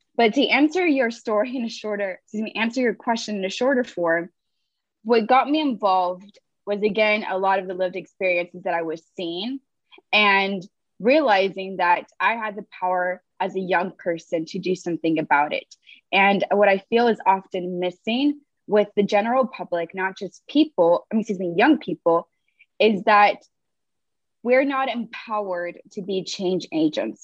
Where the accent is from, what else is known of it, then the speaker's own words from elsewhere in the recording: Los Angeles, California, United States; I'm originally from Los Angeles, California. I'm a daughter of um, parents from Mexico and Guatemala.